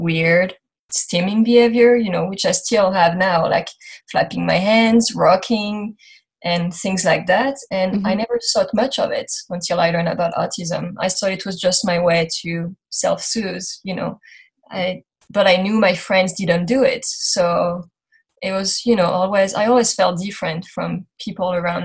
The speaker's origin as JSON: {"language": "English", "country": "France", "tie": "born or raised there", "second_language": "English", "moved": "as an adult", "lives_now": "United States", "said": "So I grew up in France. You're going to hear my accent through this interview"}